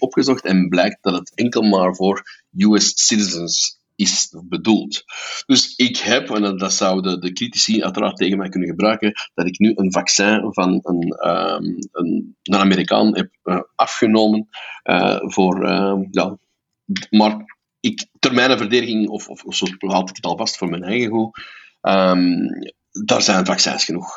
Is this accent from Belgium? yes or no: yes; Belgium